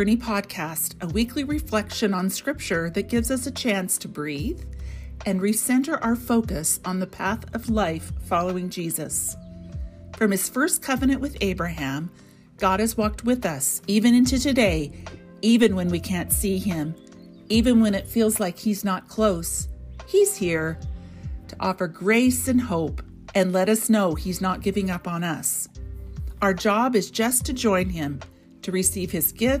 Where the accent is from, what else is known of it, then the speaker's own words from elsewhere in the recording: a small town in western Kansas, United States; moved away as an adult; also born or lived in Alberta, Canada; now in Canada; There was a small town in western Kansas, then college